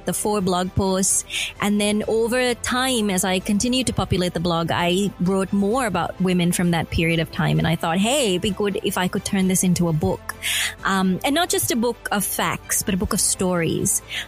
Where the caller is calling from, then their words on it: Melbourne, Victoria, Australia; I am in Melbourne. I'm at the Faith FM studios in Melbourne, Australia.